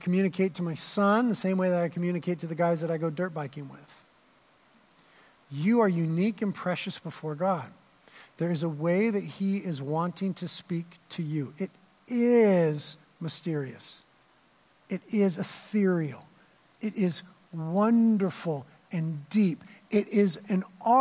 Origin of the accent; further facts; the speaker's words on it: Carpinteria, California, United States; I'd been living in Carpinteria, born and raised in Carpinteria